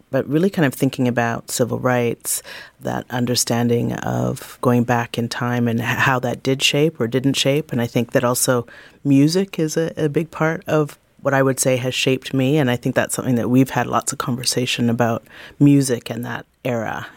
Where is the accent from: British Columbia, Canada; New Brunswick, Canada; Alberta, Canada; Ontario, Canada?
British Columbia, Canada; Vancouver; I have the birth certificate to say I was born here as well